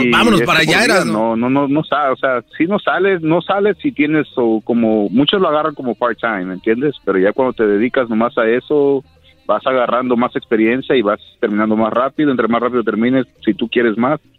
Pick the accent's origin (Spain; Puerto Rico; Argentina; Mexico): Mexico; No, yo soy de México.